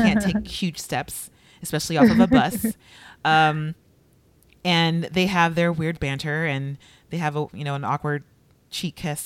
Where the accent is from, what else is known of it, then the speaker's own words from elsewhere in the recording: Los Angeles, California, United States; I'm from LA, but I grew up across the street from Inglewood